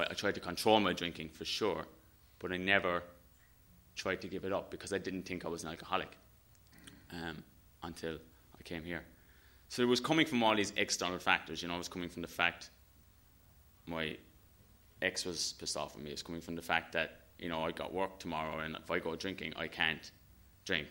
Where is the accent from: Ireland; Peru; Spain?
Ireland; I'm Irish. And, you know, growing up in Ireland